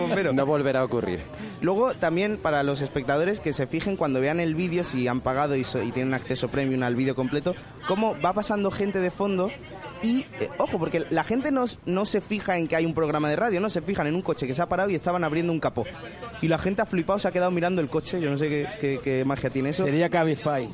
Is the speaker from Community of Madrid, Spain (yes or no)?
no; Benalmádena, Andalusia, Spain; soy de Benalmádena